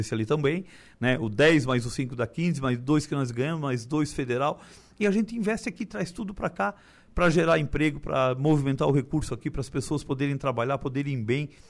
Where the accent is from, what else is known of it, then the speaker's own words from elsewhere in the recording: Timbé do Sul, Santa Catarina, Brazil; moved away as an adult; now in Turvo, Brazil; nasci em Tibé do Sul